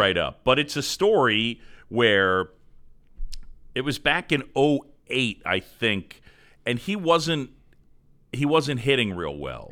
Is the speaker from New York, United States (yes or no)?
yes; New York City, New York, United States; also born or lived in Philadelphia; I moved to New York when I was seven, and I, so then basically grew up in New York City